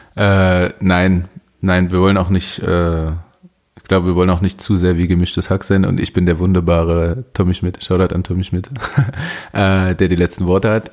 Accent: Leipzig, Saxony, Germany; also ich bin Leipziger und ich glaube, ich sechse relativ wenig. Ich bin hier geboren.

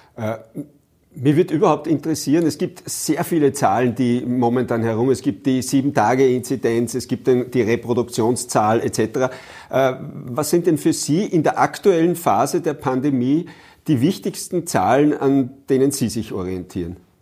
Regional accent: Upper Austria, Austria; bei uns in Oberösterreich

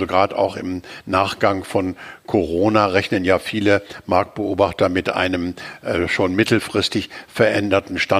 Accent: Hamburg, Germany; die lokalen Vorteile von Hamburg hervorrufen, also meiner Heimatstadt.

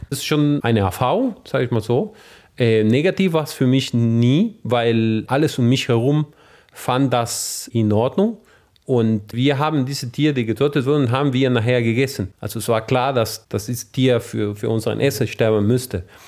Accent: northern Argentina, Argentina; German is a second language; moved away as an adult; also born or lived in Saarland, Germany; now in Trier, Germany; ich aus dem Norden Argentiniens komme

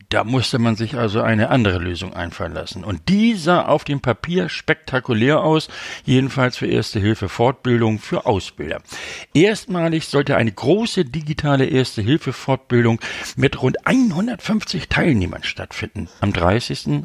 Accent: Hamburg, Germany; Ich komme ja aus Hamburg

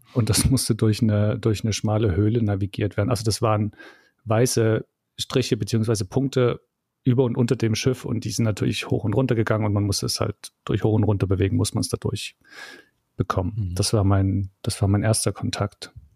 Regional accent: East Germany, Germany; ich bin ja im Osten aufgewachsen

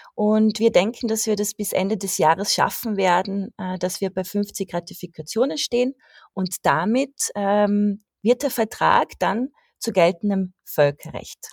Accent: Austria; als Österreicherin

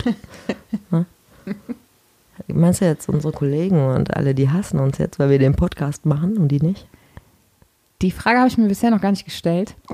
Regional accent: Mönchengladbach, North Rhine-Westphalia, Germany; Ich komme aus Mönchengladbach.

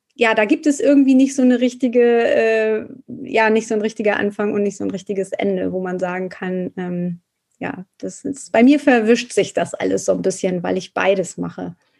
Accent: Hamburg, Germany; Ich komme aus Hamburg

